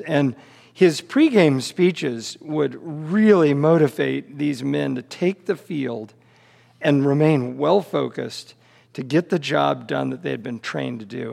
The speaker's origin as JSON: {"language": "English", "town": "Kansas City", "region": "Missouri", "country": "United States", "tie": "born or raised there", "said": "born and raised in Kansas City"}